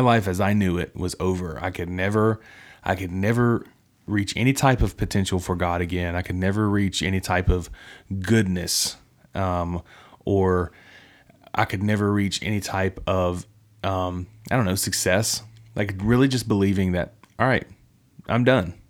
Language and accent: English; West Virginia, United States; moved away; my hometown